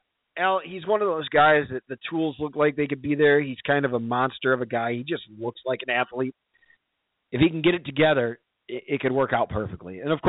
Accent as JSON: {"language": "English", "town": "Kirkland", "region": "Illinois", "country": "United States", "said": "I'm from Kirkland, Illinois, man."}